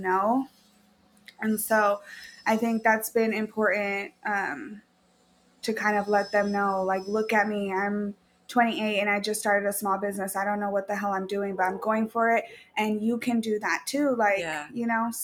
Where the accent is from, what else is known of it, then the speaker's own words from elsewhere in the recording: Chelan, Washington, United States; now in Tacoma, United States; born and raised in Washington. I actually was born in Lake Chelan